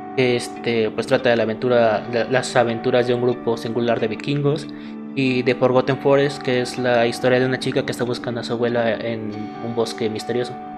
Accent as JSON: {"language": "Spanish", "region": "Puebla", "country": "Mexico", "tie": "born or raised there", "also_born_or_lived": "Morelos", "said": "nací en Morelos, pero toda mi vida ha sido en Puebla."}